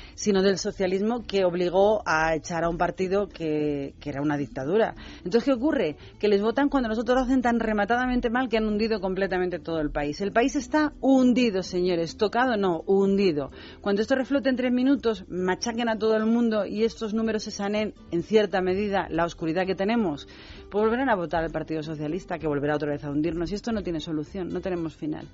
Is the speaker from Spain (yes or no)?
yes; Spain